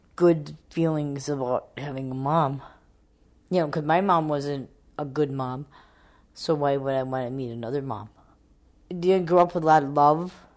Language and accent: English; South St. Paul, Minnesota, United States; I grew up in South St. Paul, Minnesota